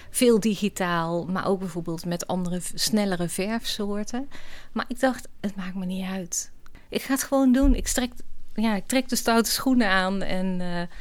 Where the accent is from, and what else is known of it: Oss, North Brabant, Netherlands